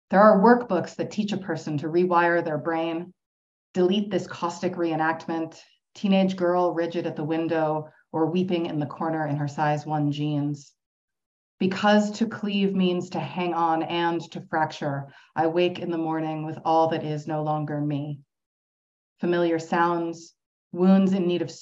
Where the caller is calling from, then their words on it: Toronto, Ontario, Canada; Uh, as Siân said, I'm joining you from Toronto.